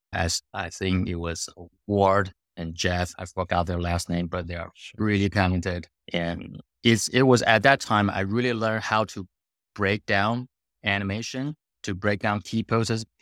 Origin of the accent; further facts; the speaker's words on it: Taiwan; moved away as an adult; I was born in Taiwan, grew up there